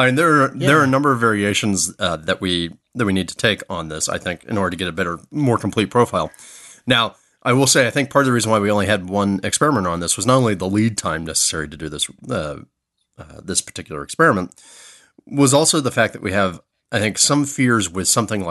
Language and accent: English; Florida, United States; now in Southern California, United States; my home state of Florida